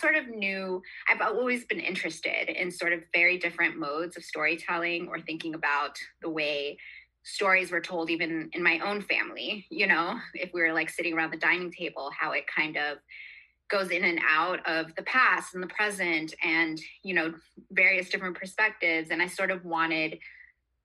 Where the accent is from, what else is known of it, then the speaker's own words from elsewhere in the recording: Florida, United States; now in Oakland, United States; I grew up in Florida